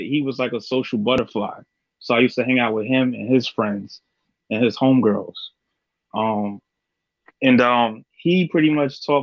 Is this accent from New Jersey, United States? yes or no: yes; New Jersey, United States; I'm from Jersey and like, you know, I was poor growing up